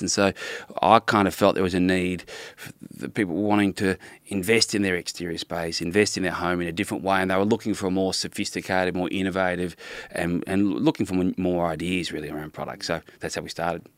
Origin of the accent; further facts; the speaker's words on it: Melbourne, Victoria, Australia; moved away as an adult; also born or lived in Brisbane / London; I was from Melbourne originally, lived in Brisbane for a bit, back in Melbourne, uh, then, uh, doing high school, and then I was studied in London